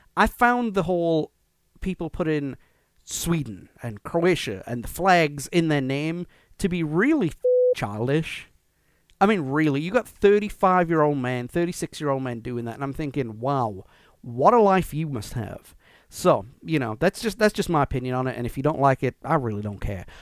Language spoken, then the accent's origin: English; Wales, United Kingdom; we are not English.